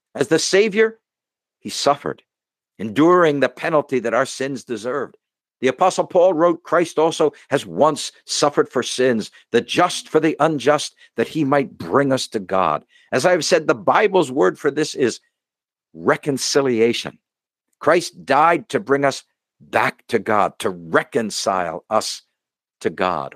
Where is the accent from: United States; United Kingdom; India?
United States; as an American